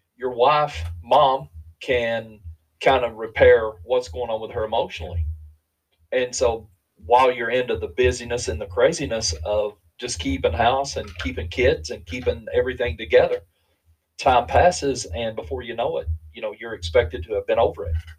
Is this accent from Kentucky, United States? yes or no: yes; Eastern Kentucky, United States; being from a different culture, I'm from Eastern Kentucky